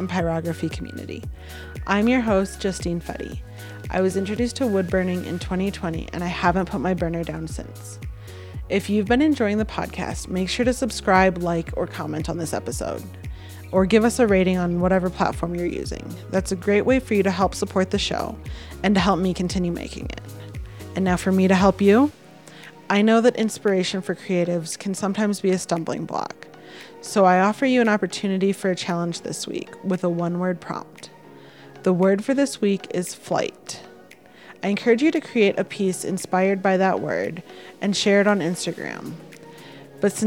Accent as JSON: {"language": "English", "town": "Rochester", "region": "Michigan", "country": "United States", "tie": "born or raised there", "said": "I grew up in Rochester."}